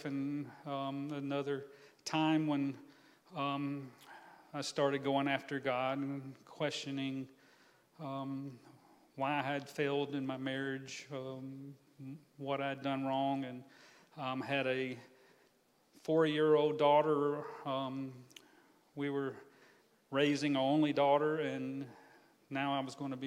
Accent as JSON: {"language": "English", "town": "Atmore", "region": "Alabama", "country": "United States", "tie": "born or raised there", "said": "I'm from Atmore, Alabama, a little small town right on the Florida-Alabama line, just north of Pensacola, probably about the size of Quincy. Grew up there, had a great childhood"}